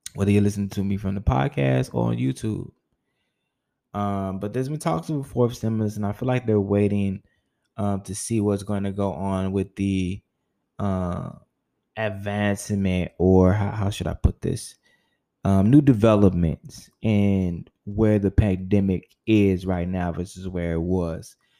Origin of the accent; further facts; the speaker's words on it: United States; the country that I, I, live in, the country that I was born in, which is North America